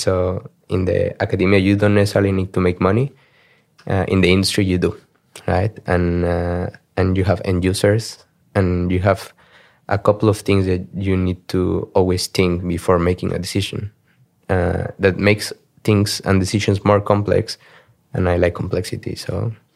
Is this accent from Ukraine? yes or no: no; Mexico City, Mexico; moved away as an adult; also born or lived in Germany / Sweden / Poland / Singapore; now in Amsterdam, Netherlands; I grew up in Mexico. Uh, so twenty-one years of my life I spent them in Mexico City.